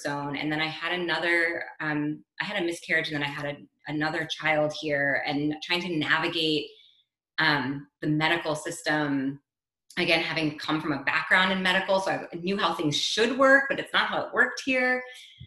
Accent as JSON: {"language": "English", "town": "New York City", "region": "New York", "country": "United States", "moved": "as an adult", "lives_now": "Bordeaux, France", "said": "I'm originally from New York City. I live in Bordeaux, France"}